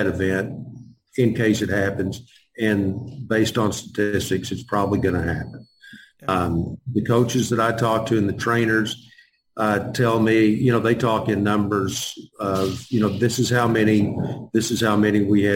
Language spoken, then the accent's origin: English; Texas, United States; I'm from Texas